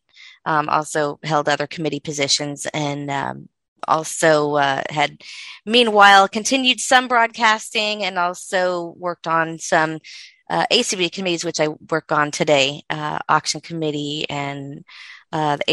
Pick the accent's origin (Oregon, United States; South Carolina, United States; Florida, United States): Florida, United States; moved away; I'm originally from Florida, and I was in school in Florida